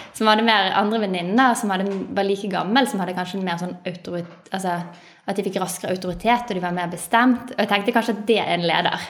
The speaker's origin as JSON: {"language": "Norwegian", "town": "Bergen", "region": "Vestland", "country": "Norway", "tie": "born or raised there", "said": "Jeg er født og oppvokst i Bergen"}